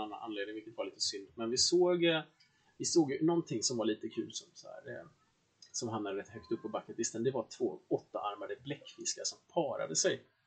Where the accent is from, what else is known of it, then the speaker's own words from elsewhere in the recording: Sweden; vi svenskar